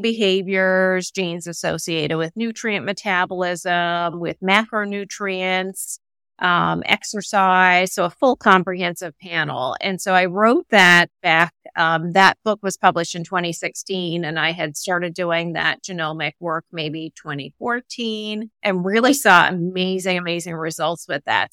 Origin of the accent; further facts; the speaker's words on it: Canada; moved away as an adult; also born or lived in Seattle; now in Connecticut, United States; my husband and I are both Canadian